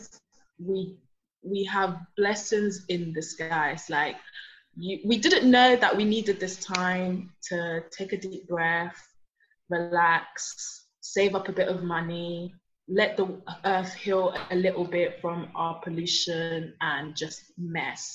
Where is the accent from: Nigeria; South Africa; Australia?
Nigeria; now in London, United Kingdom; I'm from Nigeria. I live in London